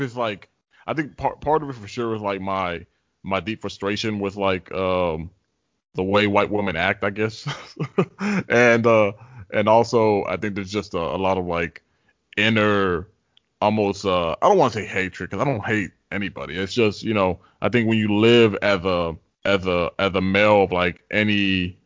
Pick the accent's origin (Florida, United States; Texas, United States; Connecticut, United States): Texas, United States; Tyler; growing up in Tyler, for people who don't know. It's a very segregated city